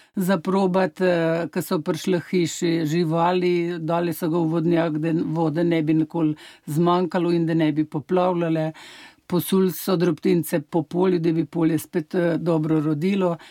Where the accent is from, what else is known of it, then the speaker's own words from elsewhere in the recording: Struge, Central Slovenia, Slovenia; jaz prihajam iz Struk, naprej 12 km od pred Struk, tukaj je dobre polje, pa pri nas eh, ga nismo pekli